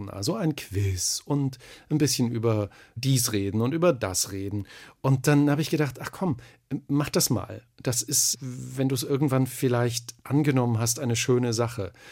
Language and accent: German; Thuringia, Germany; accent: Thuringian; Also ich hatte einen ganz schlimmen Dialekt natürlich. Ich bin Thüringer und da sind alle, alle Vokale sind da so ganz weit hinten.